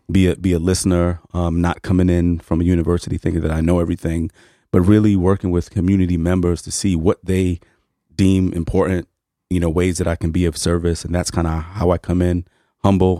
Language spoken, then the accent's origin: English; New York City, New York, United States; I grew up in Harlem